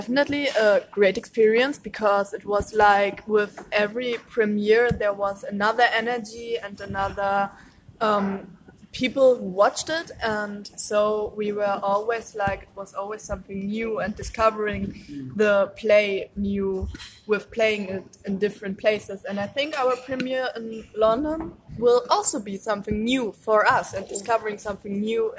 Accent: Germany; English is a second language; I'm …, also from Germany.

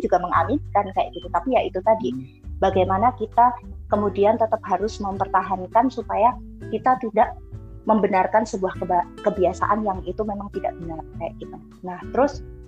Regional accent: Surakarta, Central Java, Indonesia; di kampungku aja yang udah di pasar Kliwon notabene uh, Solo

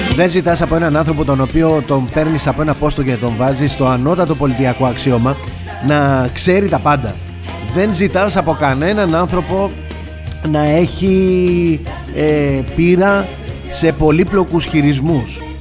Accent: Greece; είμαστε Έλληνες.

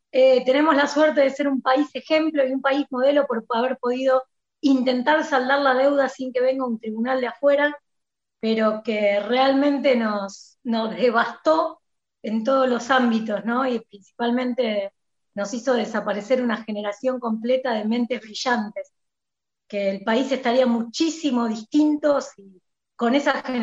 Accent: Argentina; Con esta doctrina económica del peronismo, cómo nos atraviesa como argentinos, cómo empezó, cómo estamos hoy

